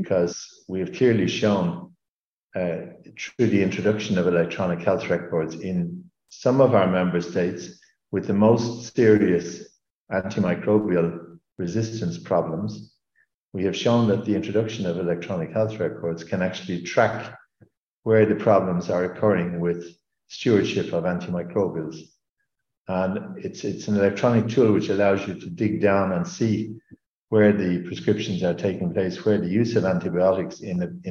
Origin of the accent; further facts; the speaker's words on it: Ireland; now in Luxembourg; in Ireland, in my home country